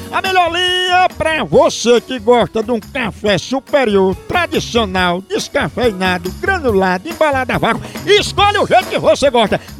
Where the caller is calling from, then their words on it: Boa Vista, Roraima, Brazil; eu sou de Boa Vista, Roraima.